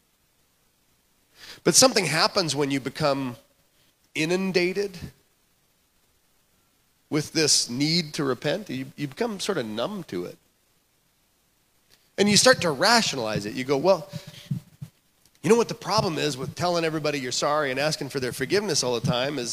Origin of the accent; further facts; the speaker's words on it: Canada; moved away; I grew up in Canada